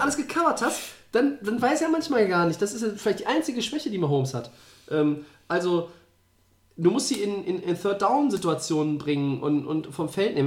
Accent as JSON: {"language": "German", "country": "Germany", "said": "bei uns in Deutschland"}